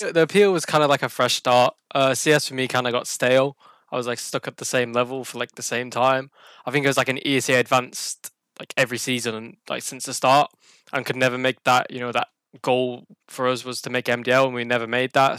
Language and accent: English; Burnley, North West England, United Kingdom; I'm from Burnley in uh, England. Not that many people have heard of it. It's a very small town uh, north of Manchester.